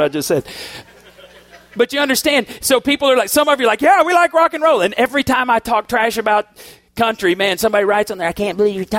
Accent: Boston, Massachusetts, United States; I am a rock and roll dude. I grew up on Foreigner in Boston.

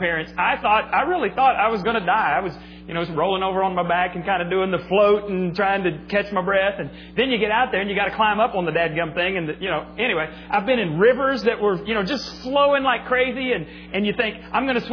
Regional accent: Texas Panhandle, United States; I grew up in the Panhandle of Texas, where we got lots and lots of snow

